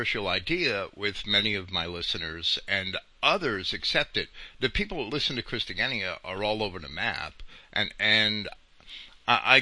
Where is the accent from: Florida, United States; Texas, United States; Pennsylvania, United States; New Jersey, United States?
New Jersey, United States; Jersey City; also born or lived in Massachusetts; I grew up in Jersey City across the river in Jersey City